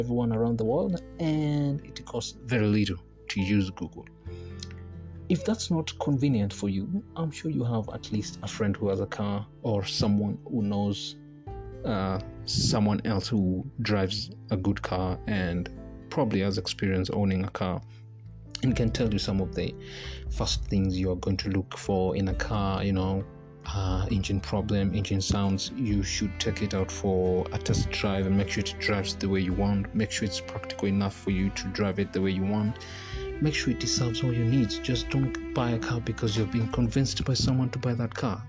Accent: Kenya; I'm a Kenyan

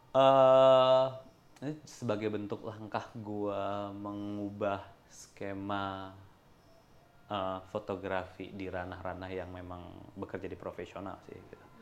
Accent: Indonesia; gue dari Indonesia

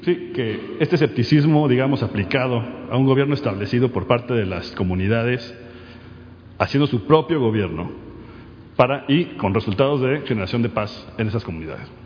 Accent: Mexico; now in United States; soy mexicano, pero vivo en Estados Unidos.

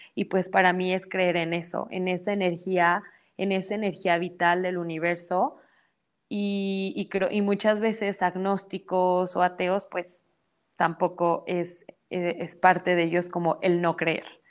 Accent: Mexico; soy mexicana

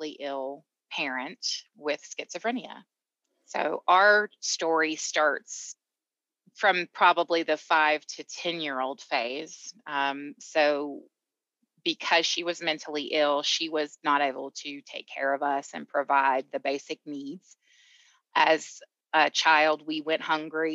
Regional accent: Atlanta, Georgia, United States; now in Colorado, United States; I am originally from Georgia, Atlanta, hence the accent.

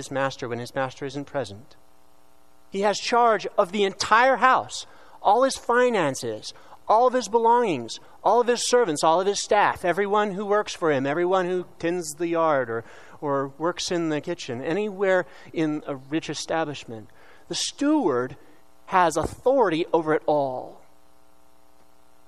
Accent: Tulsa, Oklahoma, United States; I'm from the Diocese of Tulsa, Oklahoma. So if my accent comes out, please pardon me.

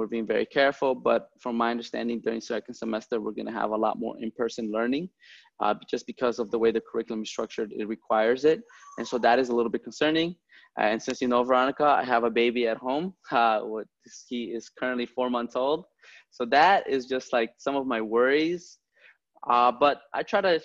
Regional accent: Chicago, Illinois, United States; I grew up in the Logan Park, So Humboldt Park and Logan Square neighborhoods

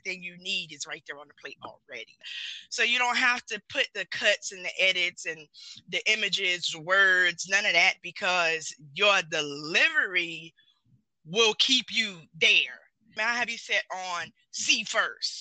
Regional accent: the South, United States; I'm from the South

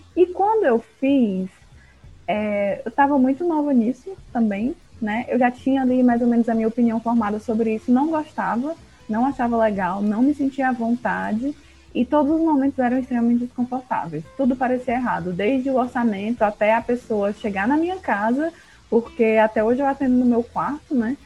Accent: Porto Velho, Rondônia, Brazil; now in Fortaleza, Brazil; sou de Porto Velho

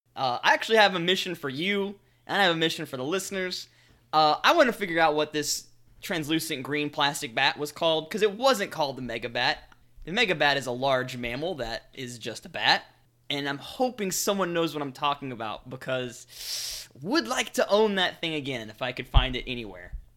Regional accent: the South, United States; I'm from the South.

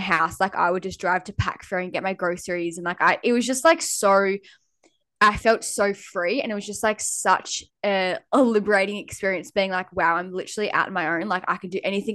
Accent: Lennox Head, New South Wales, Australia; moved away as an adult; also born or lived in Gold Coast; now in Airlie Beach, Australia; I lived in a small town called Lenox Head

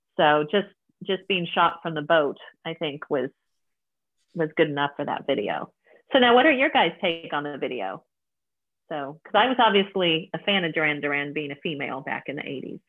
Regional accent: Kansas, United States; I grew up in Kansas

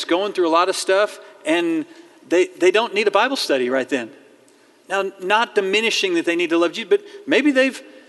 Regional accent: Fayetteville, Arkansas, United States; I grew up in Fayetteville. I was born here. I was raised here

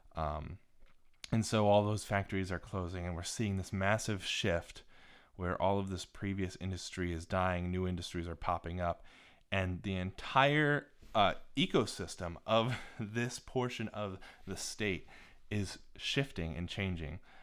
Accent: Northern Ohio, United States; also born or lived in Cincinnati, Ohio; I grew up in Northern Ohio

